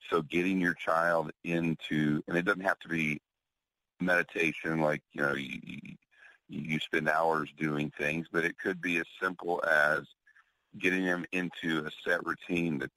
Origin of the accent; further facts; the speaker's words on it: Oklahoma City, Oklahoma, United States; also born or lived in Houston; now in Austin, United States; I don't I don't live in Houston anymore, and we're in Austin, or I'm from Oklahoma City, and they won't you know, write me the script here because I'm here in Texas.